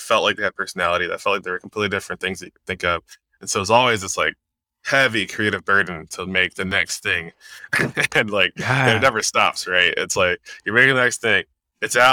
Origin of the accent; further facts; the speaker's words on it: New Jersey, United States; now in Kirkland, United States; I'm from Jersey, but I've been here for like 10 years